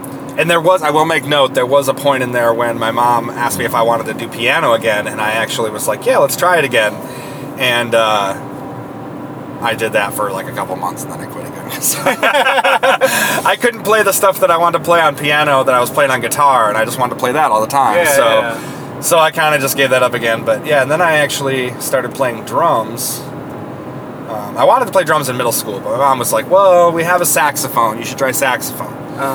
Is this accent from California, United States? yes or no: no; Saginaw, Michigan, United States; now in Toledo, United States; I'm from Saginaw, Michigan, which is probably 2 hours north up into Michigan from Toledo